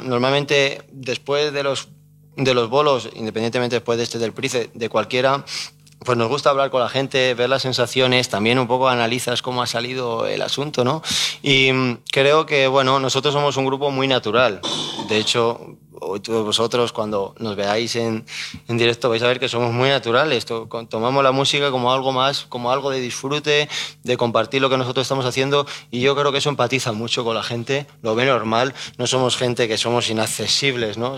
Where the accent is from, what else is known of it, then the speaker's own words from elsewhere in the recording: Salamanca, Castile and León, Spain; now in Madrid, Spain; Yo soy salmantino